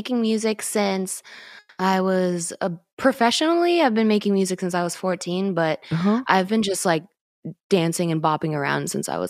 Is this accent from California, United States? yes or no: yes; Los Angeles, California, United States; I'm from Los Angeles.